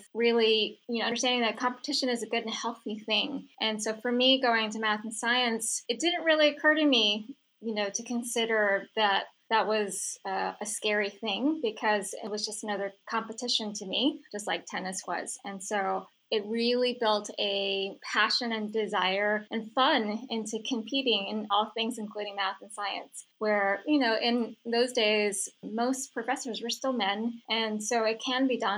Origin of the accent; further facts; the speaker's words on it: San Francisco, California, United States; I grew up in San Francisco